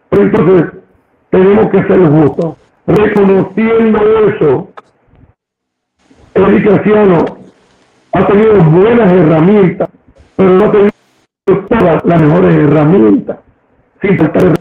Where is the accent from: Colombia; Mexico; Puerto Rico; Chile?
Puerto Rico; Claro, pues, esa es la manera en que somos puertorriqueños, esa es la manera en que somos nosotros.